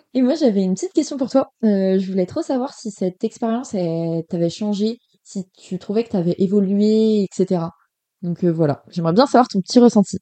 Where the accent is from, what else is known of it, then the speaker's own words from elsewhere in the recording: Cholet, Pays de la Loire, France; moved away as an adult; also born or lived in Málaga, Spain; now in Amsterdam, Netherlands; je viens de Cholet, dans le Maine-et-Loire.